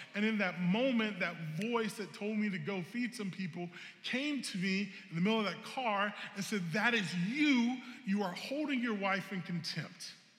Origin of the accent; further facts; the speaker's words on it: South Carolina, United States; I'm from South Carolina